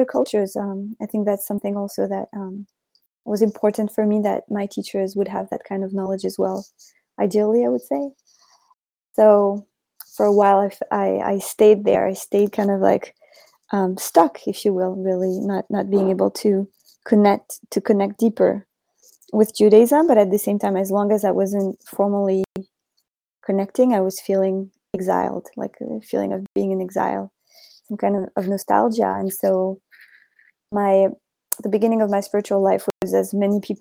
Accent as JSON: {"language": "English", "town": "Paris", "region": "Île-de-France", "country": "France", "tie": "born or raised there", "said": "I was born in Paris, and I grew up in a family very, very, very much not religious"}